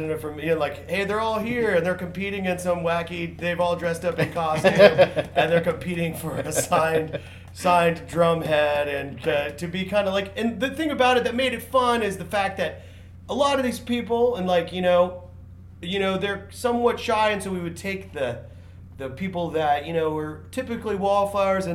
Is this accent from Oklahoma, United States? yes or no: yes; Tulsa, Oklahoma, United States; I'm from Tulsa